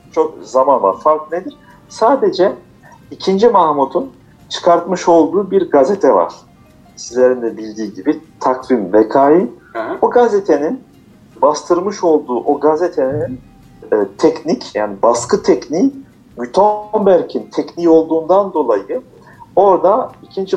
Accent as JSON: {"language": "Turkish", "town": "Strasbourg", "region": "Grand Est", "country": "France", "tie": "born or raised there", "also_born_or_lived": "Aksaray, Turkey / Niğde, Turkey", "said": "biz de 1979 yılında Fransa'da doğduk. Ee, ilk orta lise e, ve üniversiteyi Strasbourg'da okudum."}